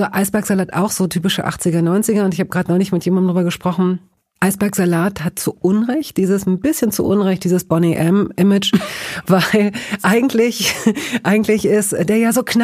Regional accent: Hanover, Lower Saxony, Germany; Ich weiß, es gab, ich komme aus Hannover, es gab da am Engelbostler Damm ein Bistro

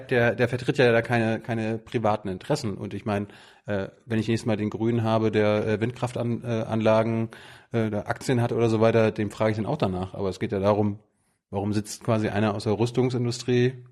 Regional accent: Malchin, Mecklenburg-Vorpommern, Germany; ich komme ja auch aus der Ecke, Malchin, Komoro

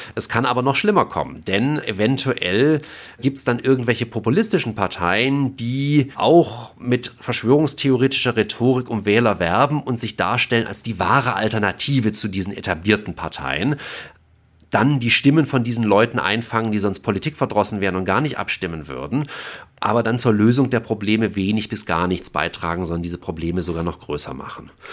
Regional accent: Germany; bei uns in Deutschland

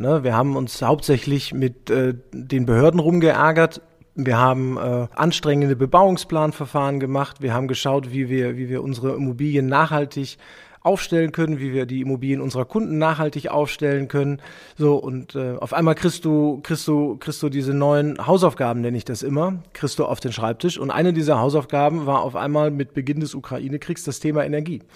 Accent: Germany; als Deutscher

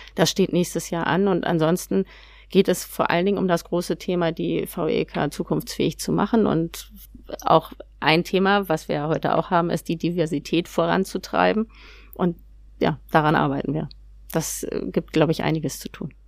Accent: Hamburg, Germany; Ich bin Hamburgerin

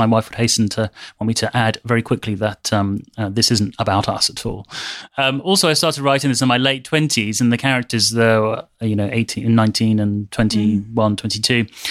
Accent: United Kingdom; a British Muslim

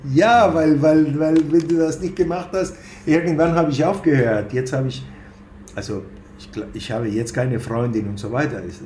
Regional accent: Buenos Aires, Argentina; now in Germany; ich komme aus Argentinien, sozialisiert in Buenos Aires, Jude

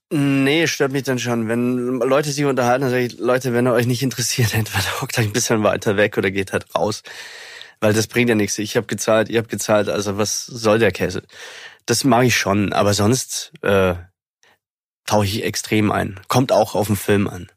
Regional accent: Germany; ich bin Deutscher

